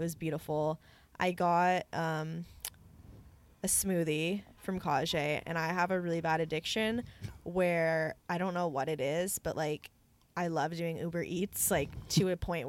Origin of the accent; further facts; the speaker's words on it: Santa Cruz, California, United States; I'm from Santa Cruz, guys, if anyone didn't know.